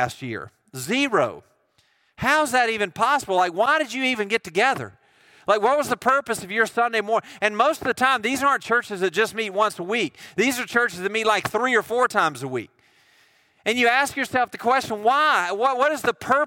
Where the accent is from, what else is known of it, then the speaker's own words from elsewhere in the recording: United States; I'm from Jones County